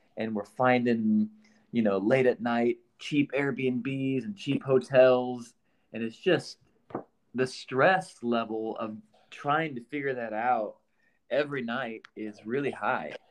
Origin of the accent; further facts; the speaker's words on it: Iowa, United States; moved away as an adult; now in Nashville, United States; I uh, grew up in Iowa